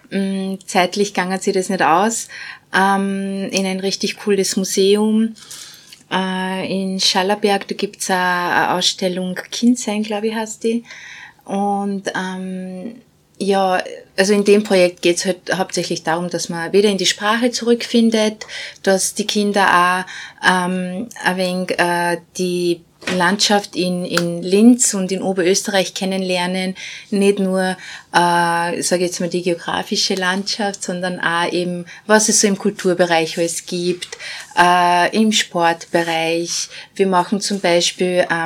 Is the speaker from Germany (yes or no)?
no; Bosnia & Herzegovina; now in Austria; ich komme ursprünglich aus Bosnien, bin seit 92 in Österreich.